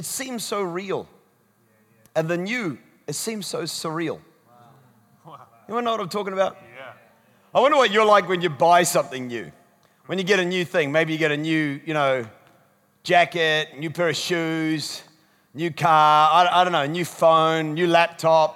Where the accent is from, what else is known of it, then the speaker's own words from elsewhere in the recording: Scotland, United Kingdom; I'm Scottish.